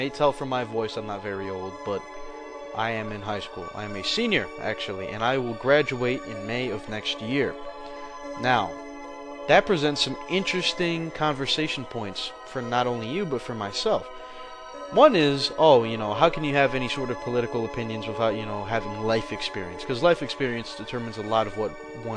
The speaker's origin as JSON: {"language": "English", "country": "United States", "said": "As an American"}